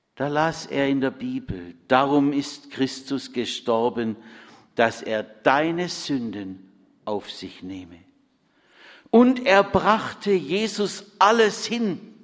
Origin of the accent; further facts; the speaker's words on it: Bad Friedrichshall, Baden-Württemberg, Germany; in Bad Friedrichshain-Kochendorf, meinem Heimatort